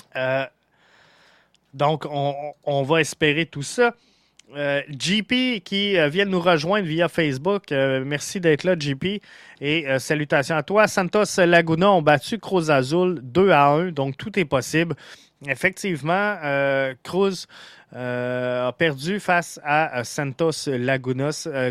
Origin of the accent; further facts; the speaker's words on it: Montreal, Quebec, Canada; on est montréalais, on est fier d'être montréalais